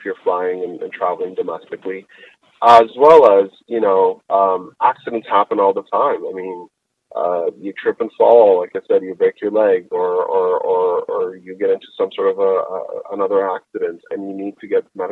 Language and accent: English; Canada; I'm a Canadian and I do travel to US quite a bit